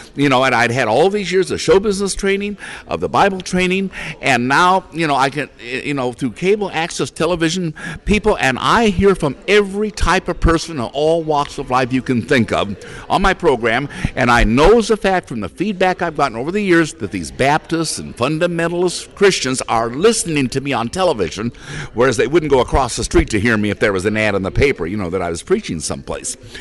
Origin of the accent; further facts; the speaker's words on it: Portland, Oregon, United States; also born or lived in California; I was born and raised here in Portland, Oregon